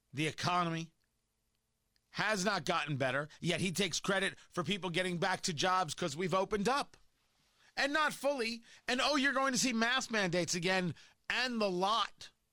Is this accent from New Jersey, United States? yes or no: yes; New Jersey, United States; I grew up in New Jersey